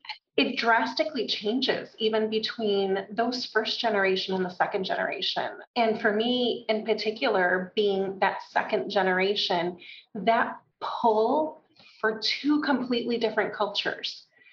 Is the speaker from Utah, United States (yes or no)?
no; Miami, Florida, United States; moved away as an adult; now in Kalamazoo, United States; My father is Colombian. My mother is Nicaraguan. I grew up in Miami, so I have a very blended cultural Latinx identity from all of the influences that I had growing up.